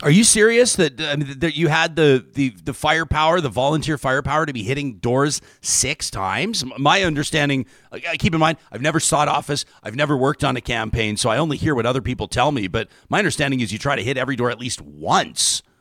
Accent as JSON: {"language": "English", "town": "Calgary", "region": "Alberta", "country": "Canada", "tie": "born or raised there", "said": "I grew up in Calgary"}